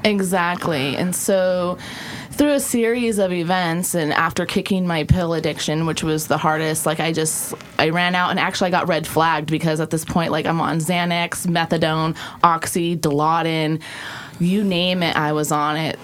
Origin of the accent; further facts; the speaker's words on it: South Dakota, United States; moved away; also born or lived in Oregon; I grew up actually in South Dakota on a ranch of 160 acres